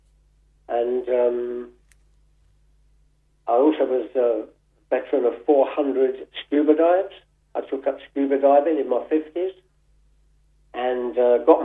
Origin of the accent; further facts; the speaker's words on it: Gravesend, South East England, United Kingdom; my hometown, Gravesend